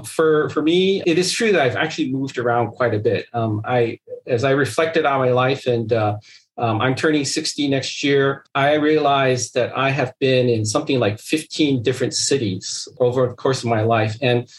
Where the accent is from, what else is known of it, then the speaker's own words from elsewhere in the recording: Seattle, Washington, United States; I'm always stuck because I can't give a single answer is like I'm from Seattle.